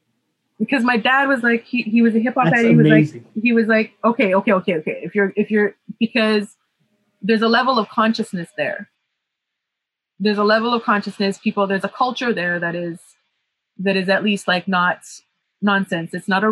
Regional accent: Cape Town, Western Cape, South Africa; like the places that I grew up in Cape Town were not so safe.

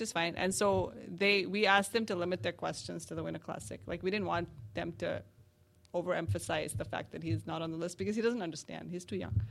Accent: Canada; as a Canadian

